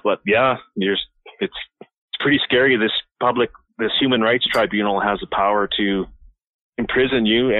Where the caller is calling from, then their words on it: Alberta, Canada; Alberta, Canada. Yeah, I called the other night there.